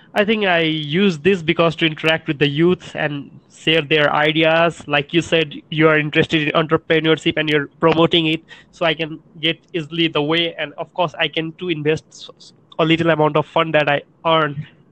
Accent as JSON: {"language": "English", "country": "Nepal", "second_language": "English", "said": "I'm from Nepal"}